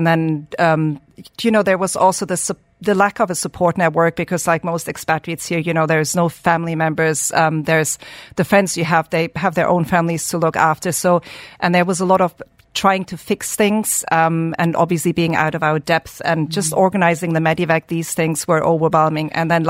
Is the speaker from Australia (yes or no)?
no; Germany; on day 19 was medevac to Germany, which is my home country.